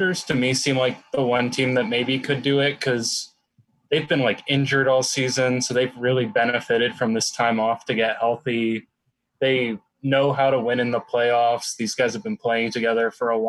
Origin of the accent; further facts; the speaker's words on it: Madison, Wisconsin, United States; moved away; also born or lived in Milwaukee; I grew up in Madison